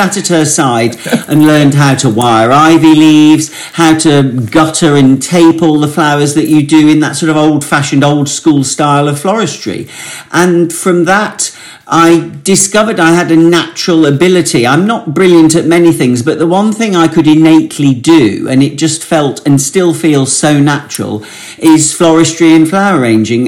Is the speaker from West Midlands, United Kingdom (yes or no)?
yes; Warwick, West Midlands, United Kingdom; I was born and brought up in Warwick, in hometown where my parents still live